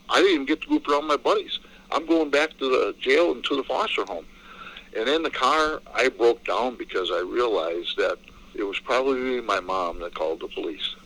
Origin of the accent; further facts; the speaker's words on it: La Crosse, Wisconsin, United States; also born or lived in Detroit, Michigan; my grandpa packed us up, and uh, we moved from Detroit, Michigan to La Crosse, Wisconsin. And you know, my grandpa became my dad